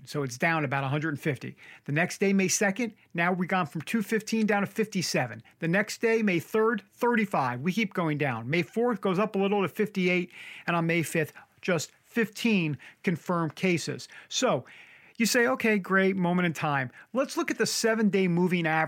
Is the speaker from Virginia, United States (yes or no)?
no; New York, United States; accent: New York; Sometimes my New York accent comes through like water and order